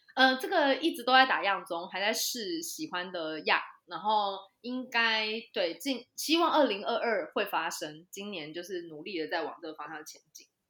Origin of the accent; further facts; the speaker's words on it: Taichung, Taiwan; 我是台中人嘛，所以我就回到台中去大雅区的农会实习